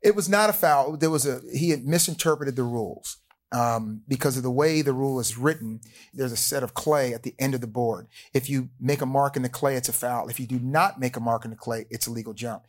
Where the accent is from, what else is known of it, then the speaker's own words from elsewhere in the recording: Willingboro, New Jersey, United States; moved away as an adult; I went to Williamboro High School. I grew up there in New Jersey